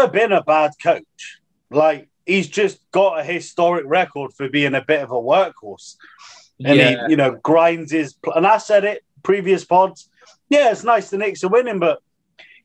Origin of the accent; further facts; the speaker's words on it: United Kingdom; we're British fans